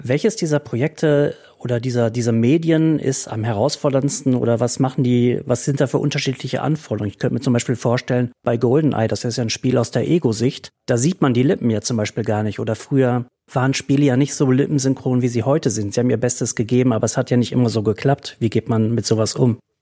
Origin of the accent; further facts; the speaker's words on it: Berlin, Germany; Als Berliner bin ich